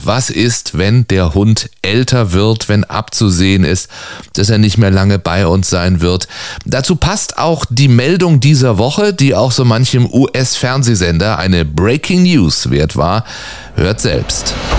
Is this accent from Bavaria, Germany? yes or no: no; Baden-Württemberg, Germany; now in Cologne, Germany; ich bin geborener Badener